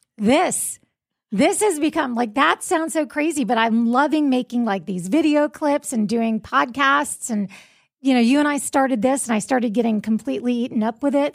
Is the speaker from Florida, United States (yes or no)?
yes; South Florida, United States; moved away as an adult; now in Jacksonville, United States; the morning radio D Js I grew up with in South Florida